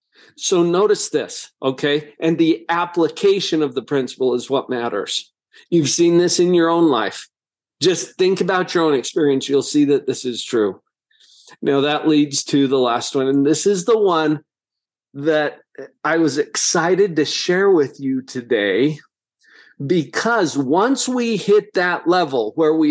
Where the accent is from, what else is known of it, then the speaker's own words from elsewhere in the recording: Heber, Utah, United States; growing up in Heber, Utah, a little agricultural town